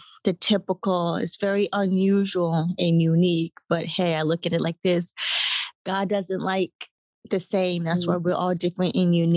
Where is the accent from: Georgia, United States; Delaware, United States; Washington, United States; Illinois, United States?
Georgia, United States; Atlanta; I grew up in Atlanta, Georgia, grew up on the Black side of my family